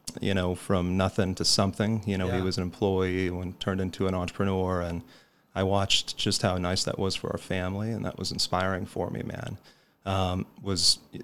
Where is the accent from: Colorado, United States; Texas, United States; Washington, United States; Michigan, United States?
Colorado, United States; born and raised in Colorado